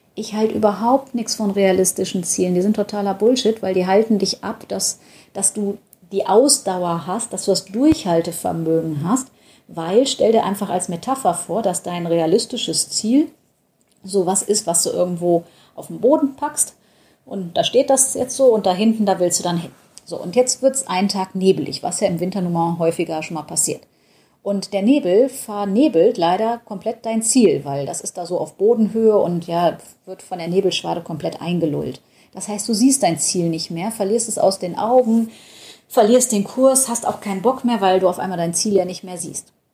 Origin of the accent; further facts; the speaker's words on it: Düsseldorf, North Rhine-Westphalia, Germany; Ich komme ja aus Düsseldorf